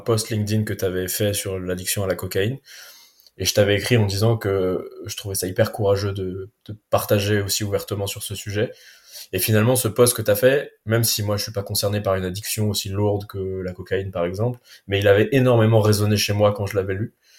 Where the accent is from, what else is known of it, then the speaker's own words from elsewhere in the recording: Paris, Île-de-France, France; moved away as an adult; now in Basque Coast, France; Paris que j'habitais depuis 35 ans, donc c'est pareil, ça avait été toute ma vie, toute mon enfance, ma jeunesse, mon éducation, mes potes, tout, tout était à Paris.